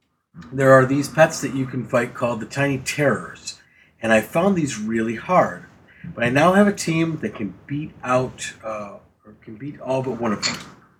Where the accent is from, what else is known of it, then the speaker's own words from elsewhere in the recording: England, United Kingdom; I'm 39. I'm from England and have been playing WoW since just before BC came out.